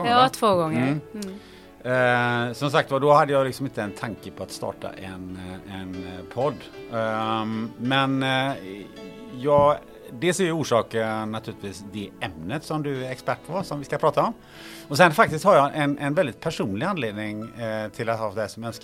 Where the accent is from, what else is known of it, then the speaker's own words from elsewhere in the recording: Gothenburg, Västra Götaland, Sweden; Men jag är ju från Göteborg